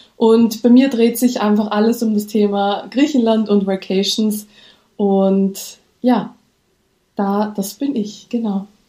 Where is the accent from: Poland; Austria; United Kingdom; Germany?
Austria; accent: Austrian; Ich lebe in Österreich, wie man vielleicht an meinem Akzent hört